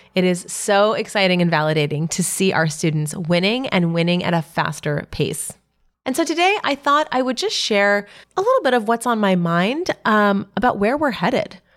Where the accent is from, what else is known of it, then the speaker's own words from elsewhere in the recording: New York City, New York, United States; my hometown